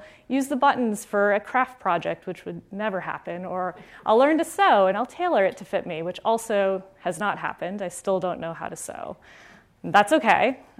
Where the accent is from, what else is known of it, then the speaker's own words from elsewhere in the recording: Florida, United States; I grew up in South Florida, in a suburb near Fort Lauderdale. And, you know, I was a Florida girl. Like, I had seen snow once.